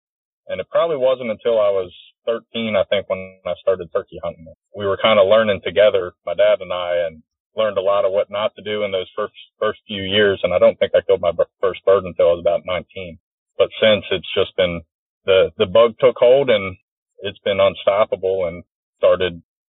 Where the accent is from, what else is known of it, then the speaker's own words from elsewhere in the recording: Northeast Maryland, United States; I'm from Northeast Maryland.